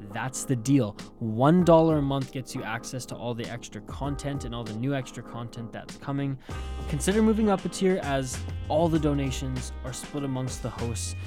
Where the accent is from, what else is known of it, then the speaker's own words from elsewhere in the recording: Canada; also born or lived in West Coast; I'm a Canadian